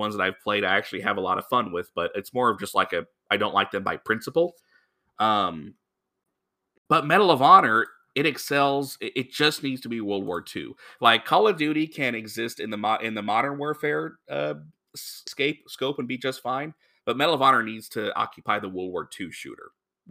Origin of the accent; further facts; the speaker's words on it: Honolulu, Hawaii, United States; born there; I was born in Honolulu because my dad was in the Navy and he was stationed there.